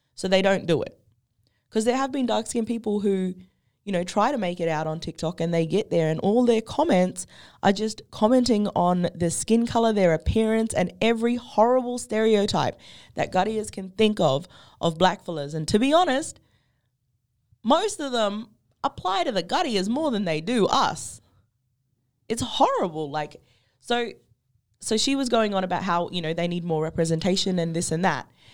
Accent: Derby, Western Australia, Australia; also born or lived in Perth; I grew up on Baard country. I grew up up the peninsula. Like, you know, I grew up between Derby, the peninsula, and then, like, in Perth when I had to go for schools

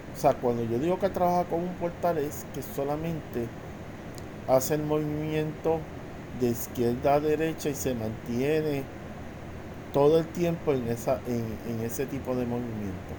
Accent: Puerto Rico; soy natural de Puerto Rico

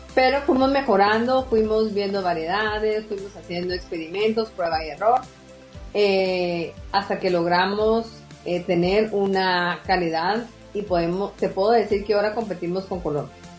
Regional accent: Guatemala; somos chapines y que Guatemala va primero

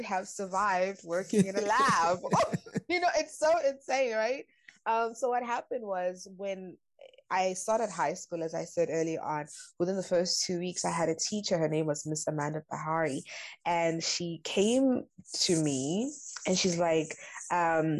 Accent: Durban, KwaZulu-Natal, South Africa; moved away as an adult; also born or lived in Mahlong, KwaZulu-Natal / New York City; now in Germany; I grew up in Durban

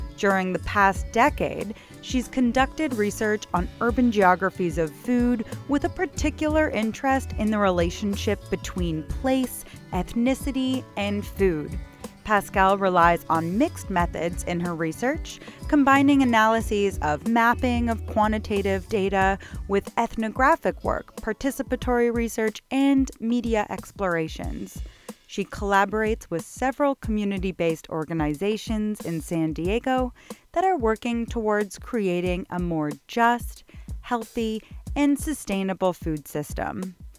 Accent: Toronto, Ontario, Canada; growing up in Toronto, in Canada

